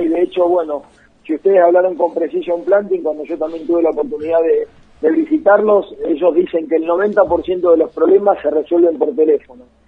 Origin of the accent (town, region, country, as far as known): Argentina; also born or lived in Las Parejas, Santa Fe